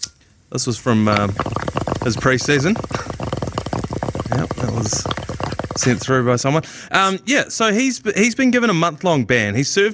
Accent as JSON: {"language": "English", "country": "Trinidad & Tobago", "said": "Like, I'm from Trinidad."}